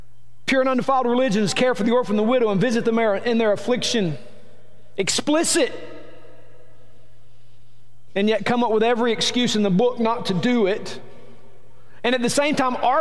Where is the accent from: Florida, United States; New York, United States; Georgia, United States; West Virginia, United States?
Georgia, United States; Rome; I'm from Rome, Georgia. I was born and raised here.